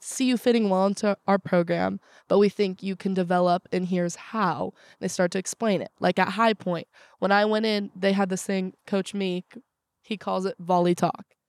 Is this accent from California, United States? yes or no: yes; Southern California, United States; moved away as an adult; also born or lived in Morgantown; I'm from Southern California.